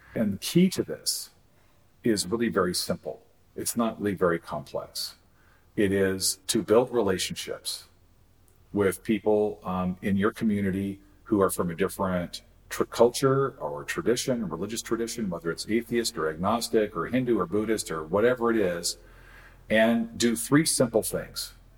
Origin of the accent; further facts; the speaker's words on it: Eastern Washington State, United States; I grew up in Eastern Washington State